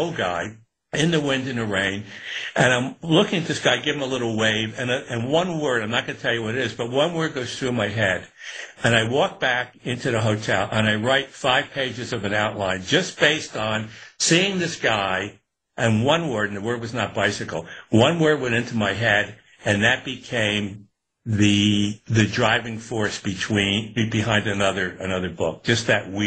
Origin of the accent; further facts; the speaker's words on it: Newburgh, New York, United States; growing up in Newburgh in upstate